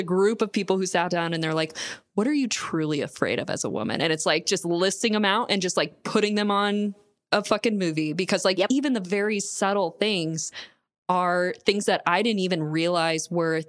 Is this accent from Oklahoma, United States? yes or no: no; Florida, United States; I'm from Florida.